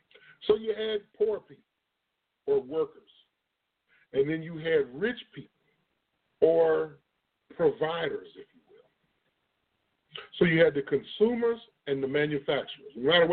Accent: Illinois, United States; now in Texas, United States; The reason why y'all hear my voice sound like it does, I'm from Illinois. I'm not originally from Texas. The South has taken me over, but my body still and my mind still has portions of Illinois in it.

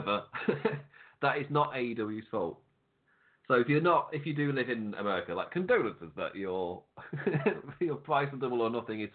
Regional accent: England, United Kingdom; Me being English

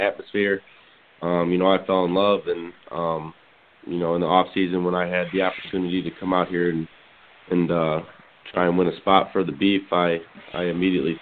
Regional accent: Chicago, Illinois, United States; moved away as an adult; now in Omaha, United States; I'm from Chicago

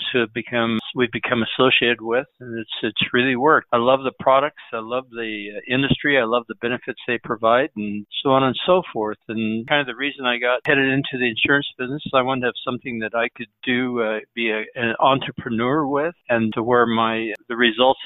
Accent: Emmett, Idaho, United States; a few other orchards in my hometown, which is Emmett, Idaho.

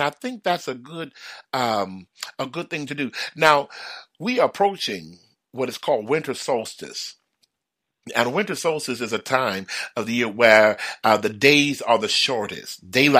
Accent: Houston, Texas, United States; because, you know, I'm from the South. I'm brought up in Houston. We ain't never had no white Christmas.

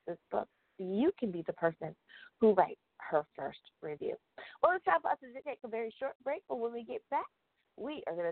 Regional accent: United States; my home country of the United States of America.

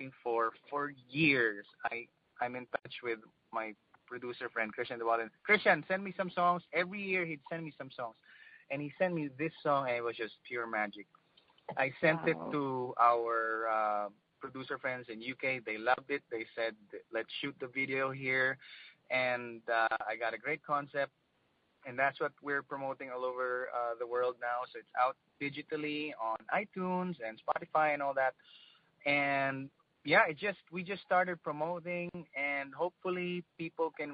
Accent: Philippines

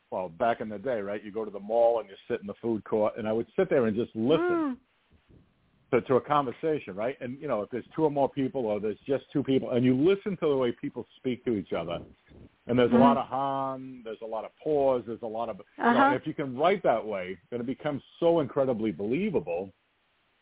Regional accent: New England, United States; I come from New England

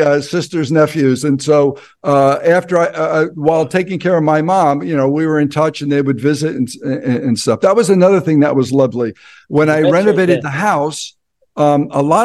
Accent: New Jersey, United States; moved away as an adult; also born or lived in Ohio / Hollywood, California; I'm from Jersey

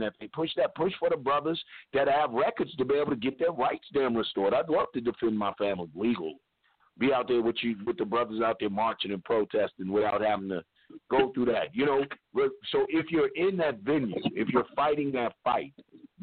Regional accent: Louisville, Kentucky, United States; moved away; I'm from Louisville. You know, I'm originally a Kentuckian

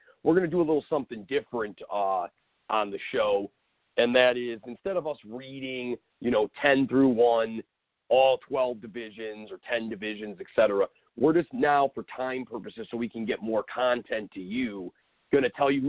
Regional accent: Cleveland, Ohio, United States; My hometown local hometown hero, Stipe Miocic, is the heavyweight champion of the world. He has made one defense. He did it here in C-Town.

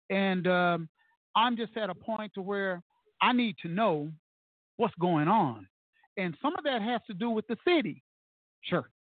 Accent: Tulsa, Oklahoma, United States; moved away; Being born and raised in Tulsa and leaving here, and I've been back here

